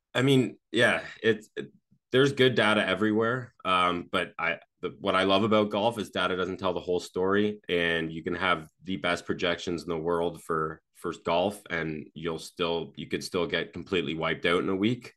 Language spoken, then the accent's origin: English; Canada; I'm, I'm from Canada